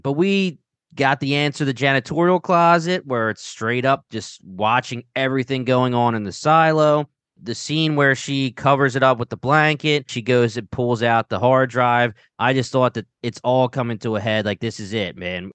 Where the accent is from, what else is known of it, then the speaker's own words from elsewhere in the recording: Delaware County, Pennsylvania, United States; accent: Delco; got my little accent